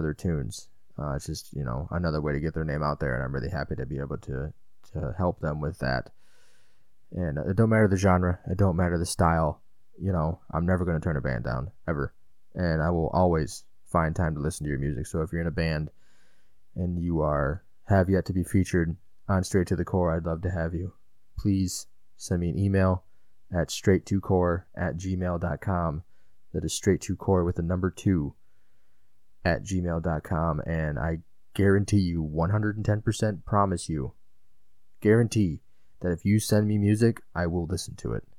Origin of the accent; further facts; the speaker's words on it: Illinois, United States; I'm from Illinois